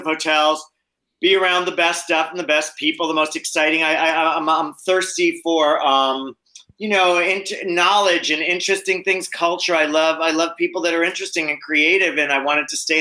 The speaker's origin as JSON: {"language": "English", "town": "Seaford", "region": "New York", "country": "United States", "tie": "born or raised there", "moved": "yes", "said": "I grew up smoking weed in Long Island"}